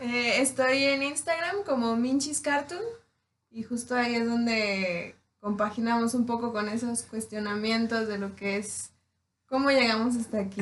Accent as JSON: {"language": "Spanish", "region": "Tierra Caliente", "country": "Mexico", "said": "yo soy de Tierra Caliente"}